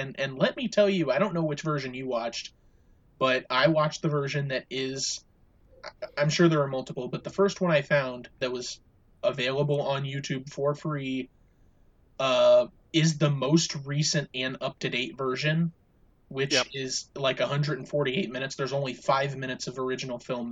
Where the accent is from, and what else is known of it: United States